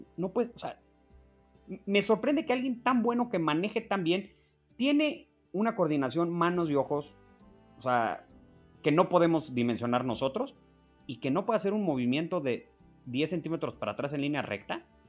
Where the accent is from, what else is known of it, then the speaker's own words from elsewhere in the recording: Mexico; Como mexicano